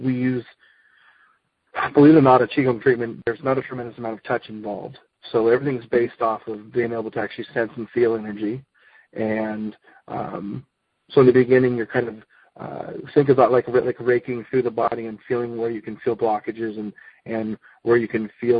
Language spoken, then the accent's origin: English; United States; I am an American-born guy